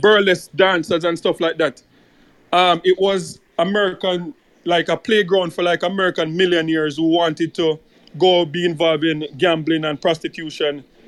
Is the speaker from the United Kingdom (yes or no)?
no; Jamaica; as a Jamaican